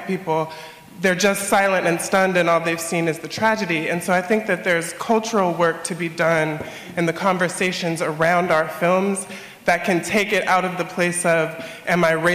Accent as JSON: {"language": "English", "country": "United States", "said": "as an American"}